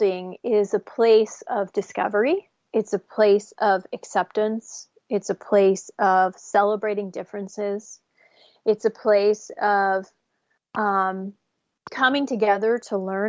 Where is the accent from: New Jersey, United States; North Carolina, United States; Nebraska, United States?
New Jersey, United States; growing up in New Jersey in a like a Section 8 apartment building